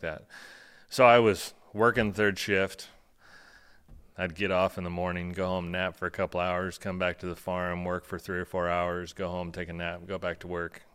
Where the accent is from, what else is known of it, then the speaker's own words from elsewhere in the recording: Aledo, Illinois, United States; thirty-nine years old, born and raised in Alito, Illinois